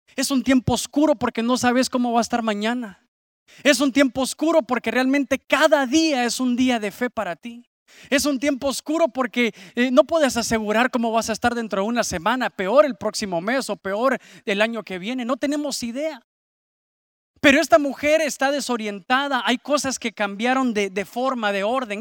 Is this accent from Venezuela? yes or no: no; San Pedro Sula, Cortés, Honduras; aquí en, en nuestra ciudad, en San Pedro Sula